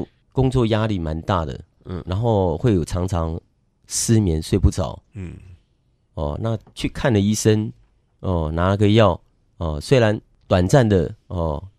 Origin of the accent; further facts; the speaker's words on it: northern Taiwan, Taiwan; 我是北部人